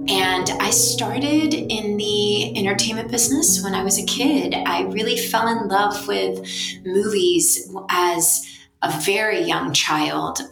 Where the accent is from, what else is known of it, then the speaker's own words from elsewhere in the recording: Blackshear, Georgia, United States; moved away; I'm in Blackshear with my family